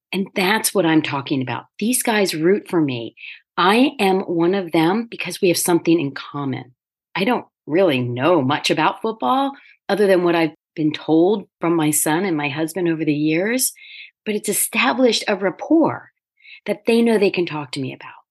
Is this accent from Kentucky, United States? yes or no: no; near Philadelphia, Pennsylvania, United States; I grew up near Philadelphia